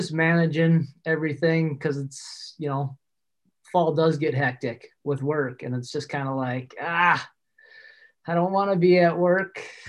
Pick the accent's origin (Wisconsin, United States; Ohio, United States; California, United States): Wisconsin, United States; La Crosse; also born or lived in western United States; Yeah, I was born and raised in La Crosse, Wisconsin. Kind of moved out west for a little while in my late teens, early 20s, but ventured back home.